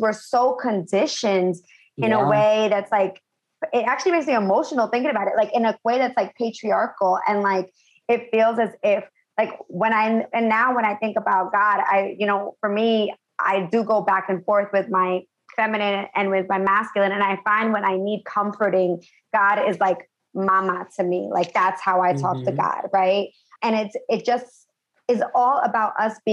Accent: United States; moved away as an adult; now in Los Angeles, United States; I'm originally from New York and New Jersey

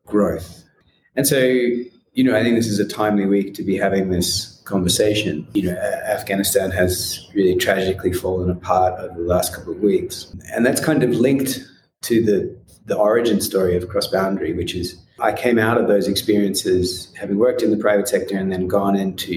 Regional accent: Australia; moved away as an adult; also born or lived in United States; now in Nairobi, Kenya; I grew up in Australia

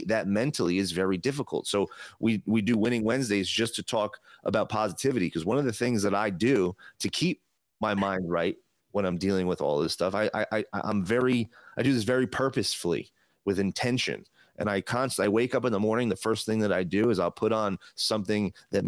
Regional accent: New Jersey, United States; now in Las Vegas, United States; I'm in Vegas now, but I'm from New Jersey.

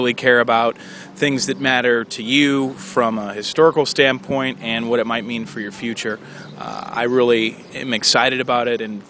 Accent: St. Louis, Missouri, United States; growing up in St. Louis

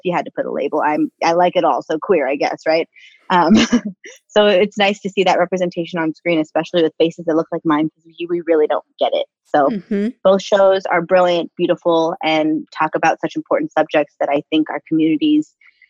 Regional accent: Los Angeles, California, United States; I'm born and raised in East LA Boyle Heights, so it's very close to my heart, to my home

